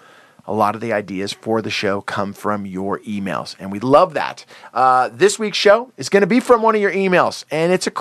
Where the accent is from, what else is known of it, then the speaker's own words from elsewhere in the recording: Santa Cruz, California, United States; now in Los Angeles, United States; I grew up in Santa Cruz, in the ocean.